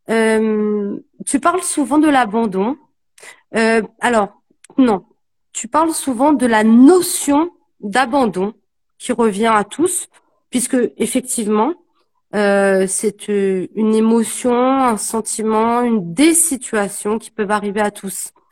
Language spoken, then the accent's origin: French; French Guiana; moi, je suis une Guyanaise